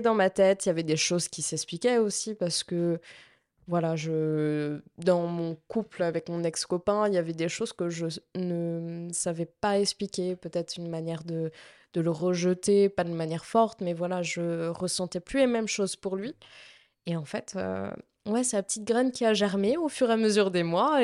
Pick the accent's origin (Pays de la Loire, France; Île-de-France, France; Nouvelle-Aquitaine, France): Pays de la Loire, France; Nantes; je suis euh, de Nantes depuis ma naissance